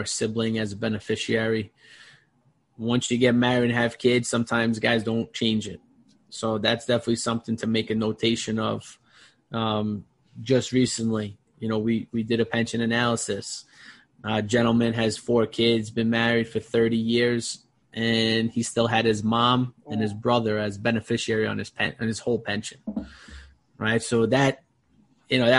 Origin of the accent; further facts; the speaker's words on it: New York City, New York, United States; growing up in Brooklyn in a blue collar family